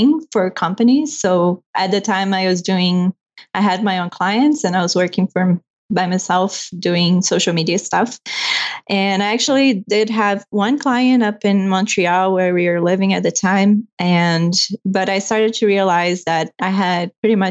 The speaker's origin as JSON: {"language": "English", "country": "Brazil", "second_language": "English", "moved": "as an adult", "lives_now": "Canada", "said": "I'm from Brazil. And I moved here in 2013 when I married my husband, who's from Toronto."}